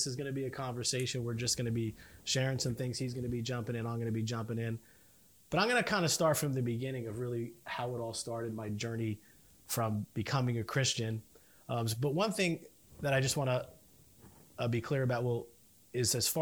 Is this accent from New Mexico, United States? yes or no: no; Edison, New Jersey, United States; I grew up north in Edison